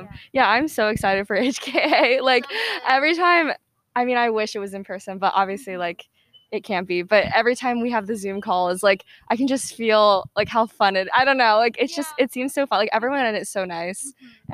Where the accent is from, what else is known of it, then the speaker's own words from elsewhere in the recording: Atlanta, Georgia, United States; I'm from Atlanta